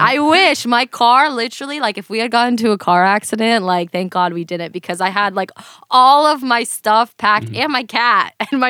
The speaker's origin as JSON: {"language": "English", "region": "Florida", "country": "United States", "lives_now": "Los Angeles, United States", "said": "I'm originally from Florida. So I lived in Florida my whole life."}